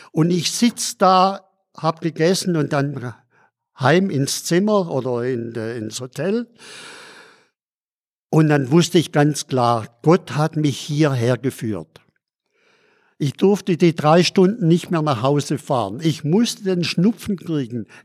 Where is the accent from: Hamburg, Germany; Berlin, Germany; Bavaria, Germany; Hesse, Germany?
Bavaria, Germany; Schondorf; Und dann sage ich, ich komme aus Schondorf.